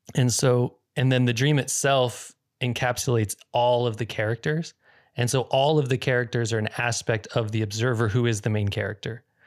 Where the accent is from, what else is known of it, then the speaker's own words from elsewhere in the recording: Northern California, United States; I grew up in Northern California for a portion of my childhood